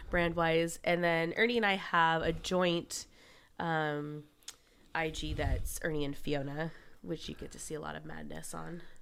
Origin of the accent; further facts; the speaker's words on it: West Palm Beach, Florida, United States; I was born in West Palm Beach